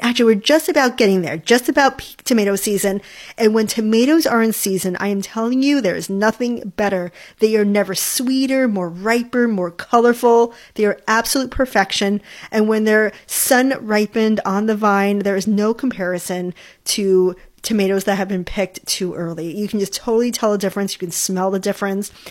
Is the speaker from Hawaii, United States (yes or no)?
yes; Hawaii, United States; I grew up in Hawaii